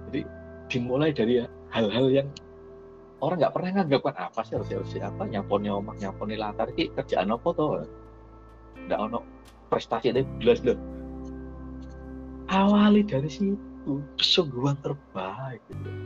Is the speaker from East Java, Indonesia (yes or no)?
yes; Surabaya, East Java, Indonesia; Saya dari Surabaya, saya tok deal.